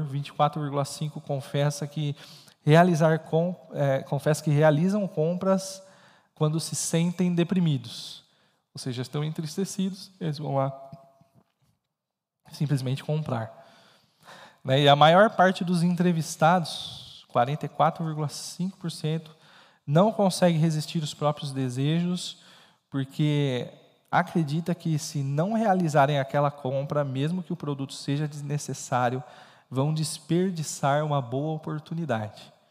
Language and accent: Portuguese; Brazil; E aí eu estou falando isso que é nosso perfil não é porque somos brasileiros, e aqui é um, às vezes um, uma espécie de extrato aí do, do brasileiro lidando com, com, com, com dívidas.